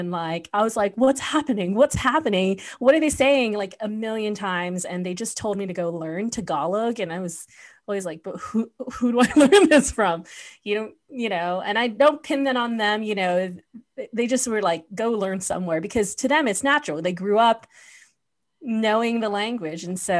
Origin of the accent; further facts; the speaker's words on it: Guam; Particularly I grew up in Guam, and I only knew English